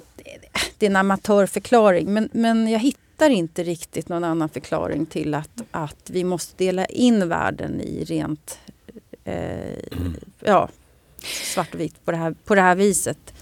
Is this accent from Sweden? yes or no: yes; Sweden